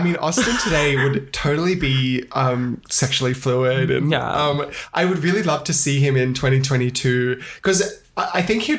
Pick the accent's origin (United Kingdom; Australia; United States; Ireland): Ireland